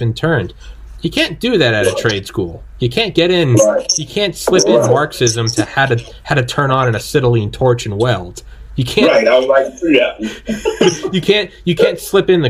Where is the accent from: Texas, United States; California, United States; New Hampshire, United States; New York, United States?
New Hampshire, United States; moved away; also born or lived in Atlanta, Georgia; I was born in New Hampshire. If you call me a New Hampshire guy, that's just where I'm from.